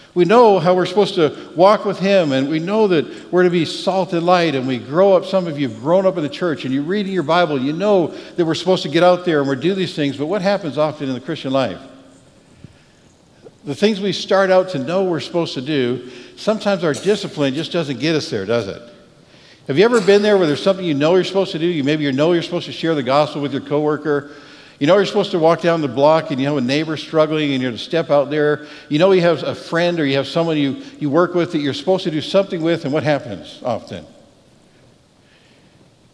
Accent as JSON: {"language": "English", "country": "Canada", "moved": "yes", "lives_now": "Texas, United States", "said": "I'm Canadian"}